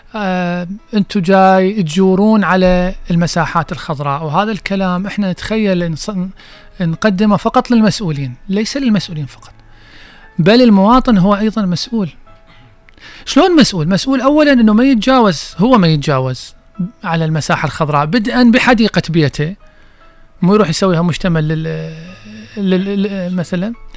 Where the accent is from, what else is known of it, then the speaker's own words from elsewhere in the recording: Basra, Basra Governorate, Iraq; احنا عندنا بالبصرة